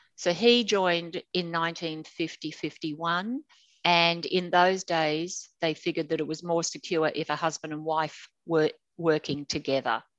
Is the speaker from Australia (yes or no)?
yes; Sydney, New South Wales, Australia; now in Brisbane, Australia; I grew up in Sydney. I was born into an apartment in King's Cross